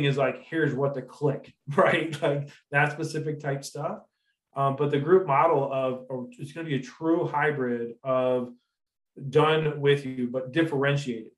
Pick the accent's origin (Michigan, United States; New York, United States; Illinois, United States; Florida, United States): Michigan, United States; Detroit; now in Grand Junction, United States; Metro Detroit area. So I like to say I was forged in Detroit